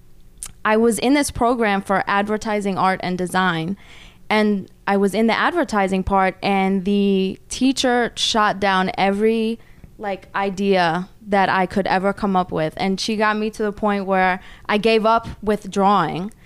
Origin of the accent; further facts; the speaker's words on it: New York City, New York, United States; also born or lived in Orange County, New York; I grew up in Brooklyn, New York.